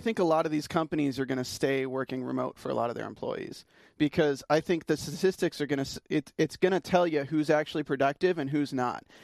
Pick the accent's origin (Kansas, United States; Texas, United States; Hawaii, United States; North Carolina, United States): North Carolina, United States; I'm from North Carolina